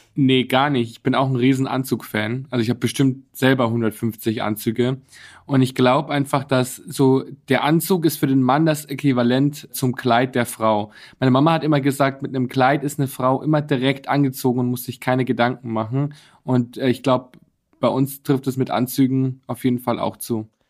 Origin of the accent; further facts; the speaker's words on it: Bad Reichenhall, Bavaria, Germany; now in Berlin, Germany; Ich komme aus Bayern. Bad Reichenhall, ja, meine genau. wunderschöne Heimat.